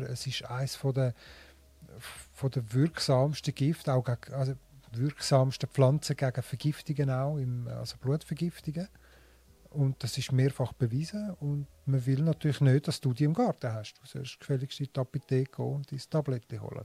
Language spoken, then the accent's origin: German; Switzerland; also born or lived in Linthal, Glarus; bei uns in der Schweiz